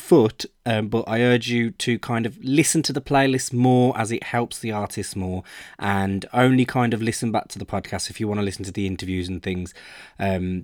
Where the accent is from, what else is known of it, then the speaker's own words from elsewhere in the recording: Birmingham, West Midlands, United Kingdom; I'm from Birmingham and I really like to push local bands in my area